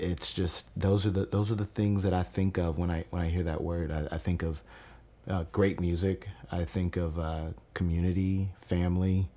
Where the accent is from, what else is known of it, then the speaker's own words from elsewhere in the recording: Kentucky, United States; I grew up in Veterans Park. I played for the Southeastern All-Stars from the time I was eight all the way up until I was twelve.